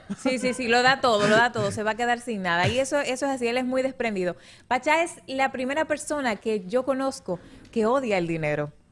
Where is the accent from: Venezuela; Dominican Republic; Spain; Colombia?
Dominican Republic; La Vega; desde mi ciudad, la provincia de La Vega, en República Dominicana